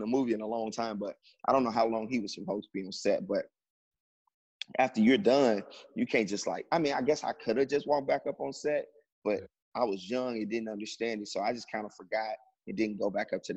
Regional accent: Chicago, Illinois, United States; moved away as an adult; now in Los Angeles, United States; I told him I was from Chicago.

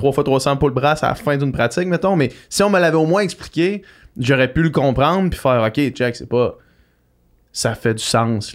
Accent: Quebec City, Quebec, Canada; j'étais comme chez nous, à Québec, l'Université Laval

